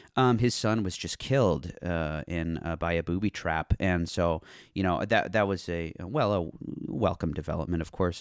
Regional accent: United States; as an American growing up

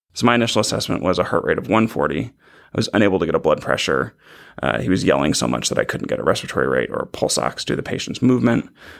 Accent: California, United States; I grew up in the San Francisco Bay Area and then went to undergrad down in Irvine

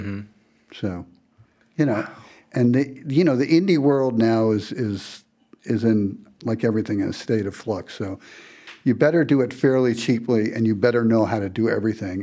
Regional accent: New York City, New York, United States; I grew up in Brooklyn, you know, downtown Brooklyn

